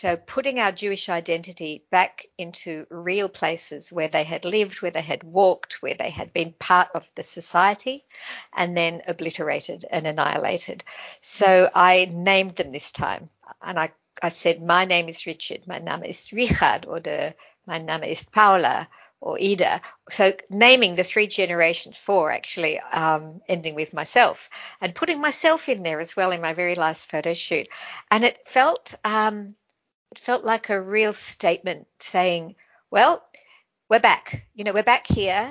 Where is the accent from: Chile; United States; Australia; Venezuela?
Australia; growing up in Australia, so many people come from somewhere else